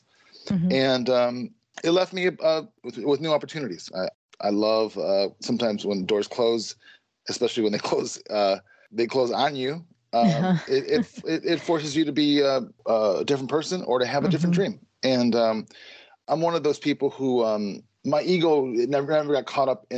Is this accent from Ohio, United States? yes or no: no; Chicago, Illinois, United States; now in Minneapolis, United States; I grew up in Chicago and I live in Minneapolis